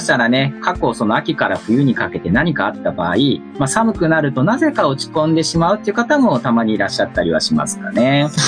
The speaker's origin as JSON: {"language": "Japanese", "region": "Gifu", "country": "Japan", "tie": "born or raised there", "moved": "yes", "lives_now": "Tokyo, Japan", "said": "僕は岐阜県出身で、現在は東京在住の2児のパパになります。"}